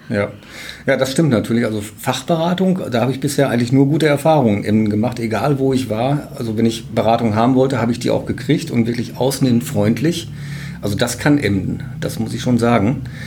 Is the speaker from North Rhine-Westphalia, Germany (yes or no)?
yes; Münster, North Rhine-Westphalia, Germany; moved away; also born or lived in Emden; Ich komme gebürtig aus Münster